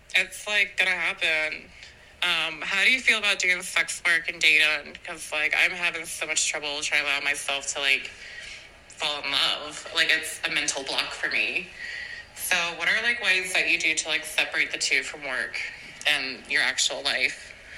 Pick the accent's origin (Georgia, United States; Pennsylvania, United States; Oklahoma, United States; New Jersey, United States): Pennsylvania, United States; Philadelphia; I'm from Philadelphia